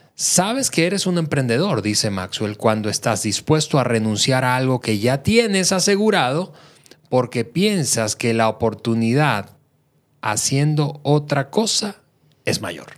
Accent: Venezuela; now in Mexico; yo soy eh, venezolano de nacimiento, mexicano por naturalización

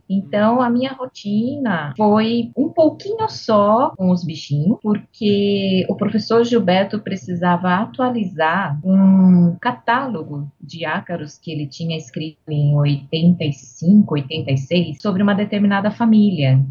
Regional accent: Santa Bárbara d'Oeste, São Paulo, Brazil; also born or lived in Piracicaba; Eu nasci em Santa Bárbara do Oeste.

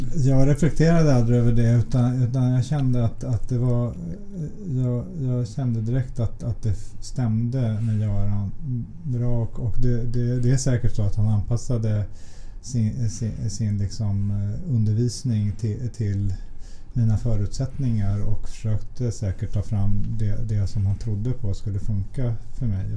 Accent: Stockholm, Stockholm County, Sweden; Vi är uppvuxna i, i Vällingby-Nälsta-området

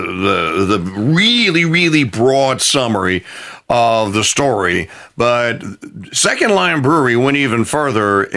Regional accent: New Orleans, Louisiana, United States; here in my hometown in the great city of New Orleans

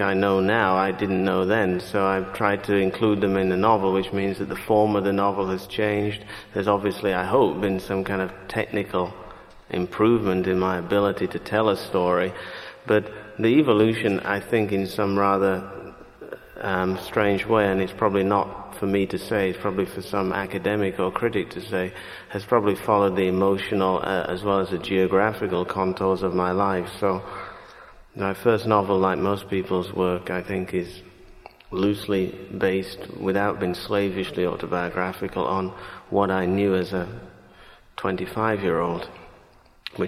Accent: Leeds, Yorkshire and the Humber, United Kingdom; moved away as an adult; also born or lived in St. Kitts; now in New York, United States; My life growing up in Britain seemed to me to be... or rather seems to me, the longer I live in the United States

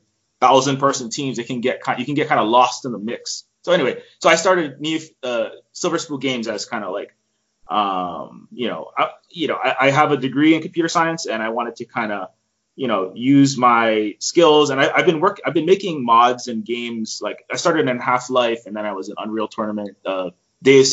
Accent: Honolulu, Hawaii, United States; I'm from Hawaii, born and raised there

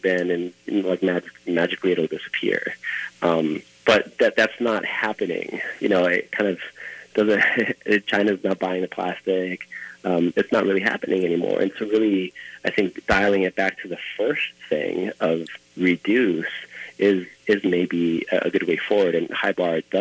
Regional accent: Easter Island, Valparaíso, Chile; now in Minneapolis, United States; When I grew up there, I mean, when I was really young, we had one flight, maybe 2 or 3 weeks

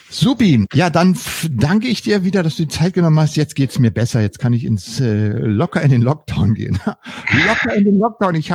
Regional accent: Berlin, Germany; ich bin ja in, in Berlin-West aufgewachsen und für uns waren die Amerikaner die Schutzmächte.

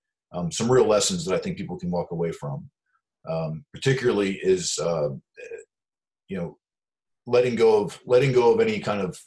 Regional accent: United States; I was born in the United States hippie time frame

